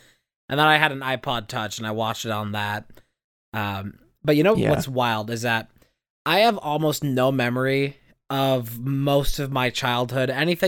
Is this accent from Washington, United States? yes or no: no; Indiana, United States; I was sitting on the one of the couches in my living room in my house I grew up in Indiana.